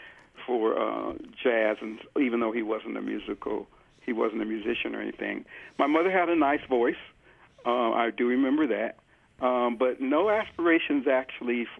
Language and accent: English; Denver, Colorado, United States; I was born and raised in Denver